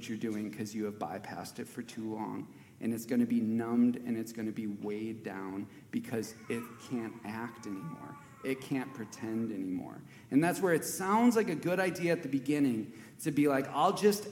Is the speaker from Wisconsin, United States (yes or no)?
yes; Wisconsin, United States; I grew up in Wisconsin